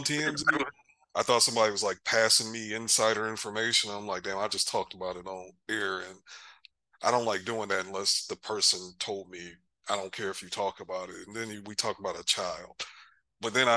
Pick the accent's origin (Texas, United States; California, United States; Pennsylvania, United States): Texas, United States; College Station; also born or lived in Michigan; I grew up in Bryan-College Station, Texas